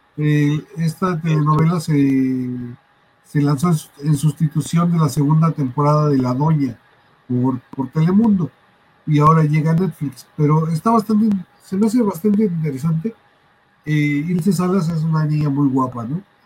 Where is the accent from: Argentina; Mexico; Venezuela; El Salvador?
Mexico; yo crecí en Barrio 13